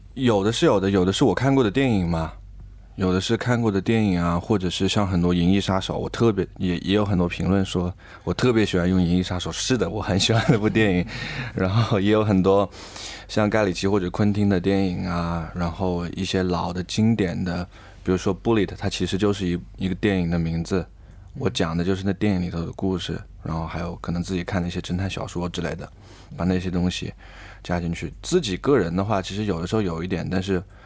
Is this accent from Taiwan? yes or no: no; Changsha, Hunan, China; 我们都是湖南的，我和贝斯吧，应该我们都是长沙人